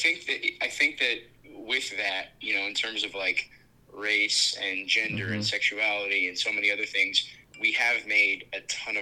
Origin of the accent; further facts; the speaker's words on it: Colorado, United States; I grew up in Colorado